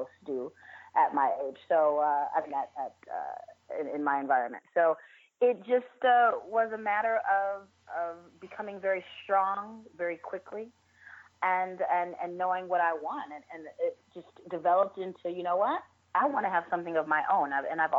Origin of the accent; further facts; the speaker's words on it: Chicago, Illinois, United States; also born or lived in New York / Las Vegas; Born and raised in the west suburbs of Chicago.